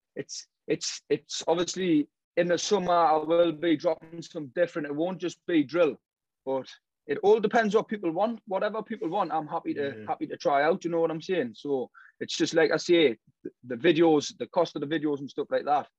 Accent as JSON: {"language": "English", "town": "Newcastle upon Tyne", "region": "North East England", "country": "United Kingdom", "said": "I'm from Kingston Park, obviously Newcastle"}